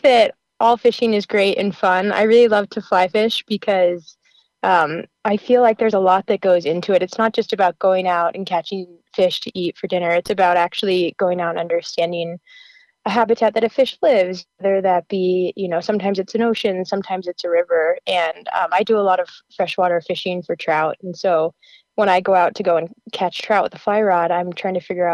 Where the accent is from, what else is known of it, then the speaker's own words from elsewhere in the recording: Colorado, United States; also born or lived in New Mexico; when I moved back to my home state of Colorado